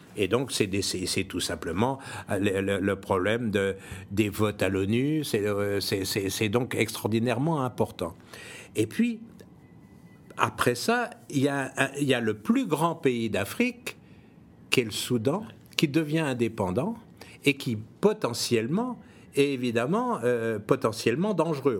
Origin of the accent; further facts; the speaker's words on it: France; je suis français